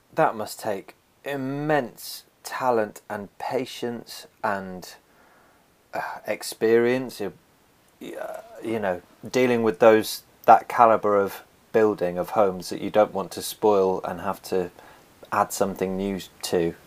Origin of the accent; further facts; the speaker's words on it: Somerset, South West England, United Kingdom; I was born and raised in Somerset. I've, I've actually, I've moved around it, but I've never left it.